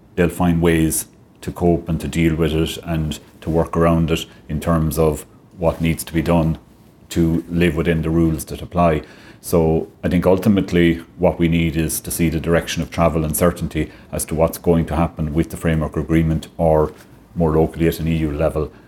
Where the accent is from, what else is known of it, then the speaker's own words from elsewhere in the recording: Clare, Munster, Ireland; moved away as an adult; now in Limerick, Ireland; I'm originally from Clare, and the West of Ireland roots were calling me back